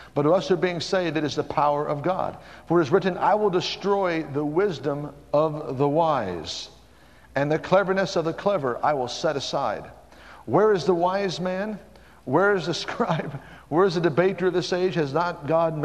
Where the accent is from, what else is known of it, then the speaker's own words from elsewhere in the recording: Tulsa, Oklahoma, United States; I was brought up in Tulsa